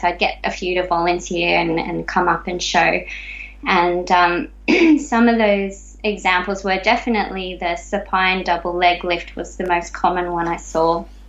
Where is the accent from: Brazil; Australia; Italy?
Australia; growing up in Australia